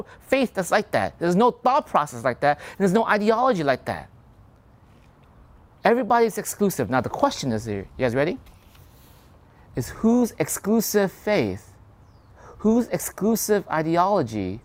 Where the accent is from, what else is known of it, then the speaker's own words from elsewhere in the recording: United States; I grew up here in America